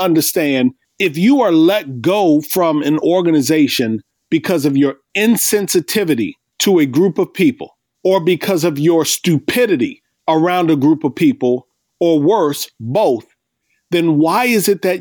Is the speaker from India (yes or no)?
no; Iowa, United States; I grew up in Iowa